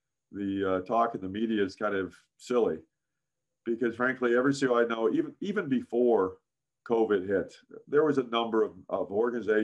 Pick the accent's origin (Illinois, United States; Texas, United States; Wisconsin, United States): Illinois, United States; Chicago; I grew up in Chicago as a Chicago Cub fan